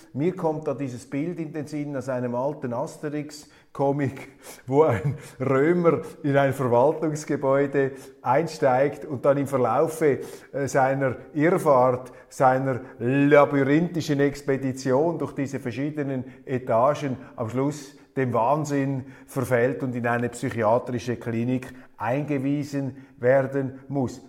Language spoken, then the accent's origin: German; Switzerland; als Schweizer